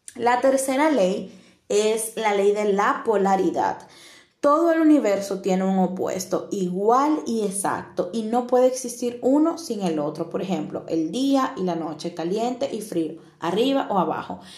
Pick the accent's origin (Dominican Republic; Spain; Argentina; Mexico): Dominican Republic; now in Italy; soy de República Dominicana y actualmente estoy viviendo en Italia